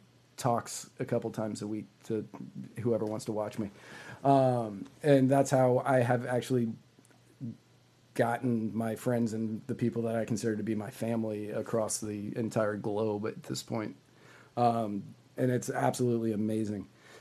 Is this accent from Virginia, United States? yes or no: yes; Virginia, United States; I grew up in Virginia. It was Delaware County to me, and that's what I drove through to go to Philly.